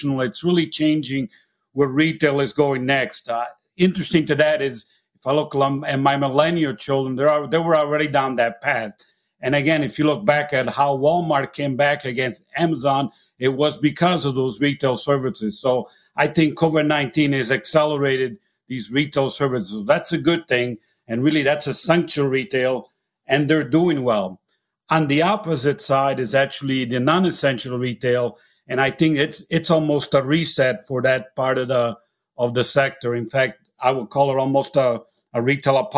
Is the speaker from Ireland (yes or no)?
no; Italy; accent: Italian; moved away; I'm originally actually from Italy, as you can tell by my accent